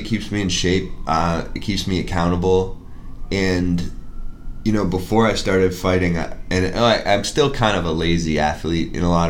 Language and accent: English; Newton, Massachusetts, United States; also born or lived in Cambridge, Massachusetts / Framingham, Massachusetts / Pittsburgh; I was born in Cambridge, Central Square. Grew up in Newton mostly.